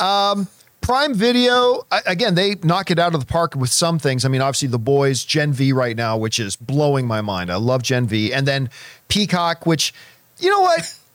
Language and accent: English; Canada; growing up in Canadian winters